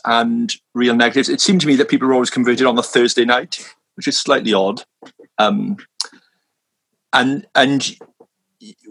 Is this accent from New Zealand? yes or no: no; Swansea, Wales, United Kingdom; moved away as an adult; now in London, United Kingdom; I'm originally from Swansea in South Wales